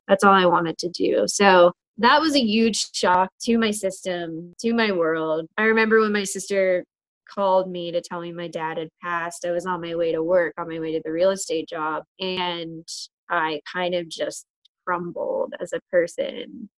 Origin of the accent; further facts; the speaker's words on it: Butler, Pennsylvania, United States; moved away as an adult; also born or lived in New York City; now in Pittsburgh, United States; I was born and raised in Butler, PA